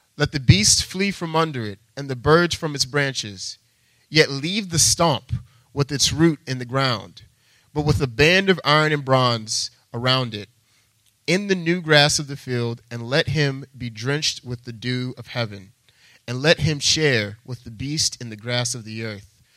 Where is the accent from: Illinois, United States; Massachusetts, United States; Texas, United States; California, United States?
Texas, United States; moved away as an adult; now in Boston, United States; I'm actually not from Boston, I'm from Texas